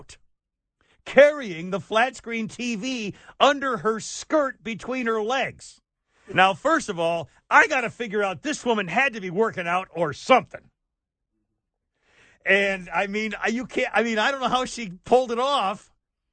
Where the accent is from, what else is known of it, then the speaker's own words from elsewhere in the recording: United States; I'm a damn American in America